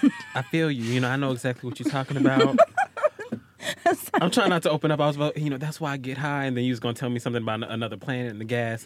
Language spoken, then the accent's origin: English; Atlanta, Georgia, United States; I'm from Atlanta. I'm from the south.